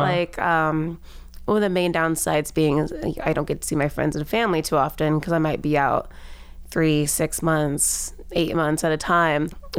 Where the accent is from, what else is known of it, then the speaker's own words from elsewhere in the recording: Loveland, Ohio, United States; moved away as an adult; also born or lived in Asheville / New Orleans / Los Angeles / Australia; I grew up in Loveland